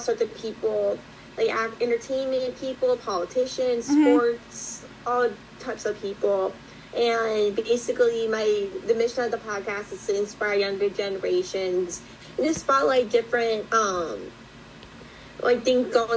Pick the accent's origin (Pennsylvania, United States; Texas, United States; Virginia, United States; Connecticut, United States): Pennsylvania, United States; Northeastern; I'm from Northeastern Pennsylvania